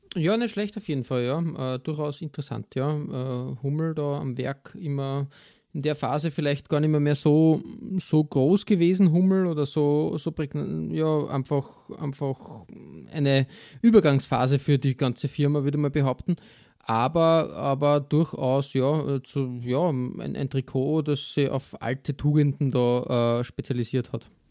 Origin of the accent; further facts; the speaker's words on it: Austria; als Österreicher